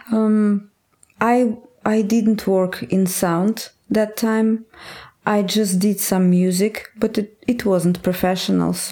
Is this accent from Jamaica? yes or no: no; Astrakhan, Astrakhan Oblast, Russia; English is a second language; in my hometown in Astrakhan. It's very far in the. It's far in Russia